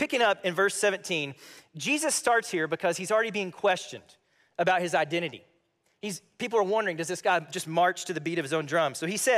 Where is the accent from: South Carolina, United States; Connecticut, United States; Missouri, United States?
Missouri, United States; I'm like, oh, I'm a Missourian.